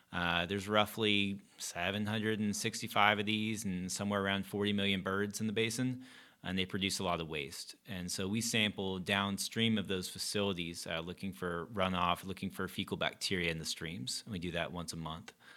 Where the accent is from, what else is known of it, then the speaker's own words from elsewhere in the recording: Gastonia, North Carolina, United States; moved away as an adult; also born or lived in Chapel Hill, North Carolina; now in Charlotte, United States; I grew up in Gastonia